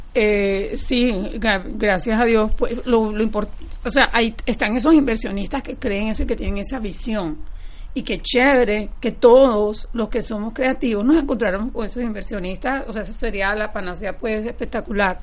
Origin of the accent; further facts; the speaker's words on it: Barranquilla, Atlántico, Colombia; now in Fort Lauderdale, United States; yo crecí en Barranquilla, Colombia